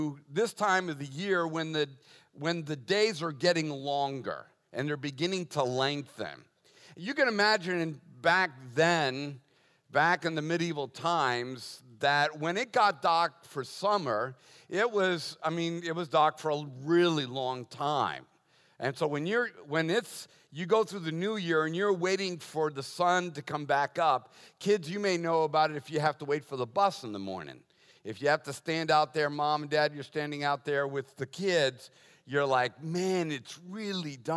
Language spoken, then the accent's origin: English; Boston, Massachusetts, United States; I was born and raised Catholic in Boston